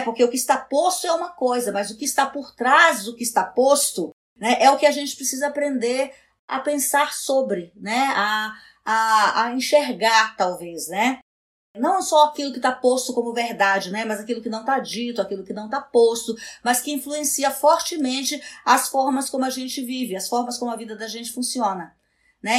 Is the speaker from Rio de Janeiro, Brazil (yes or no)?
no; Amapá, Brazil; eu nasci na Amazônia. Né? Eu acho assim que nascer na Amazônia, viver na Amazônia, é, num estado como o Amapá